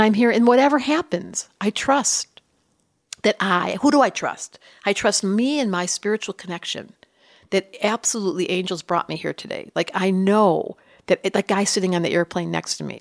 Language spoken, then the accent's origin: English; Detroit, Michigan, United States; I grew up in Detroit